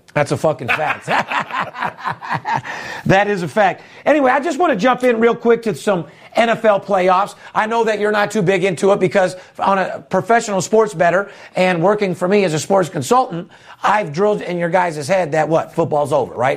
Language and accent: English; Las Vegas, Nevada, United States; I'm third generation, born and raised in Las Vegas